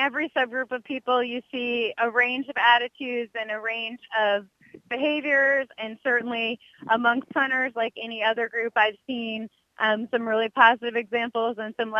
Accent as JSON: {"language": "English", "region": "California", "country": "United States", "said": "So I arrived in late 2013, so it's been a little bit over 3 years, and I came from California."}